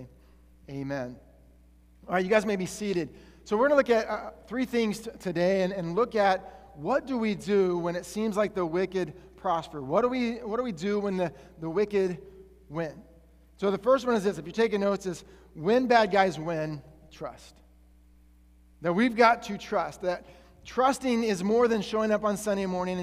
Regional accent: Colorado, United States; I'm from Colorado

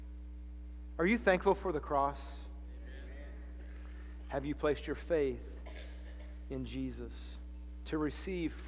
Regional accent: United States; I'm thankful to be American

